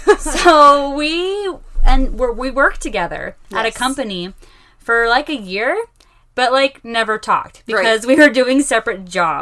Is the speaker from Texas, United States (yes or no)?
no; Oregon coast, United States; moved away as an adult; now in Utah, United States; I am originally from Oregon, grew up there my whole life near the Oregon coast, and then moved to Utah with my husband after I married him.